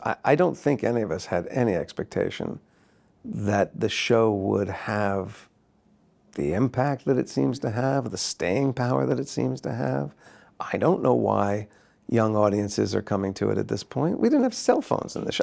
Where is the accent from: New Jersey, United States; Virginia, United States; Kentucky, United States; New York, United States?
New Jersey, United States; I grew up in New Jersey